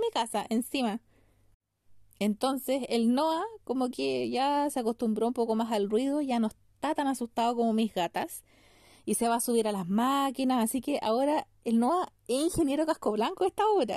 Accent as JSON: {"language": "Spanish", "town": "Melipilla", "region": "Santiago Metropolitan Region", "country": "Chile", "said": "aquí ha crecido mucho, mucho mi pueblo, las melipillas han ido creciendo"}